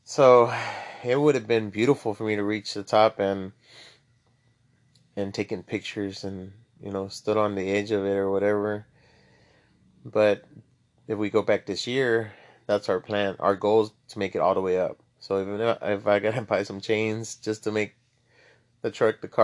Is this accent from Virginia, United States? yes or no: no; Laredo, Texas, United States; moved away as an adult; now in San Antonio, United States; I'm from Laredo, Texas. Born and raised